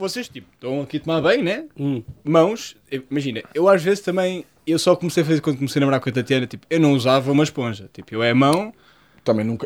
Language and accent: Portuguese; Portugal; a minha casa, onde eu cresci, na Lameiria, uma das zonas que eu cresci